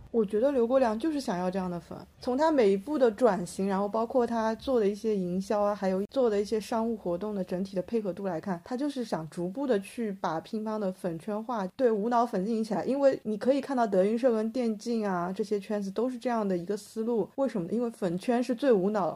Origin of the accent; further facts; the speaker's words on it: China; 我们中国人